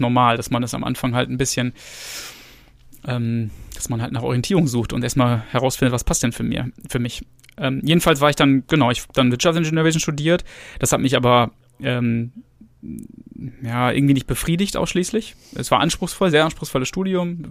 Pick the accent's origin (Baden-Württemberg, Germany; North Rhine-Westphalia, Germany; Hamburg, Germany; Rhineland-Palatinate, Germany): North Rhine-Westphalia, Germany; Gütersloh; ich bin in Gütersloh geboren. Ähm, also das ist in der Nähe von Bielefeld